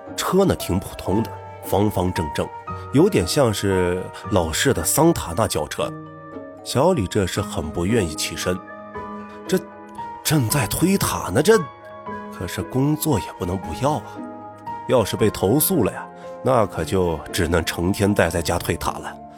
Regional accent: Gulang, Gansu, China; 我们老家鼓浪县呢，是四面环山，地处啊，算是偏僻了

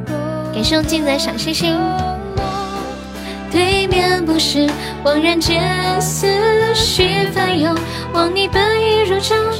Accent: Sichuan, China; 我是四川的，欢迎木子李，你好。

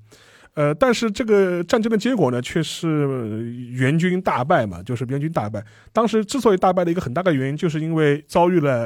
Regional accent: China; 因为他当，因为他他他当着我中国人面嘛

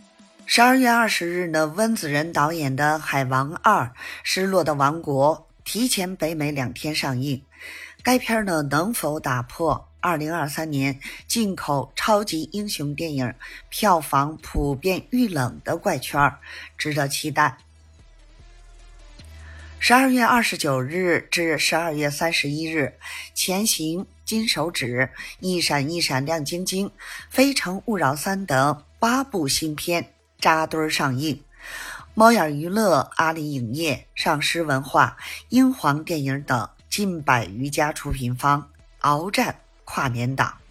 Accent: Beijing, China; ，咱们电影院见

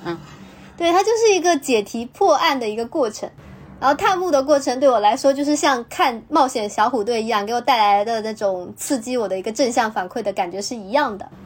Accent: China; 我们内地这边

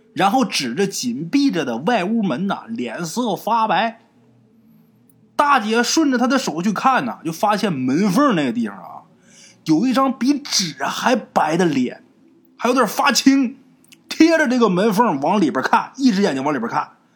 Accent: Northeast China, China; 这个大姨啊，是咱们东北人，对自己父母辈的人的称呼。哎，就像南方管叫阿姨啊，我们那边儿都叫大姨

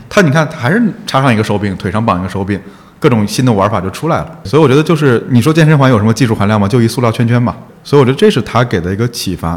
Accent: Wuhan, Hubei, China; moved away; 就是九八年还是九几年的时候，在武汉嘛，我现在还有那张参赛证在我老家里放着

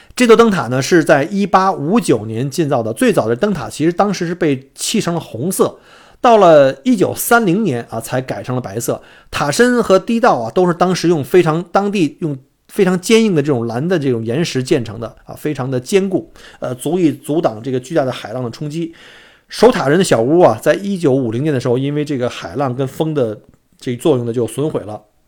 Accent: Beijing, China; now in Australia; 我生在北京

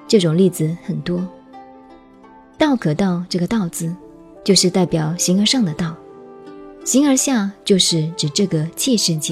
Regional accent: China; 天主教说宇宙是上帝创造的，我们中国人说天地是由盘古老王开辟的。

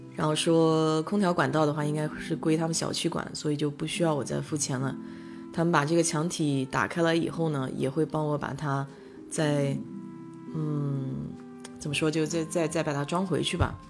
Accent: China; now in United States; 我们中国人

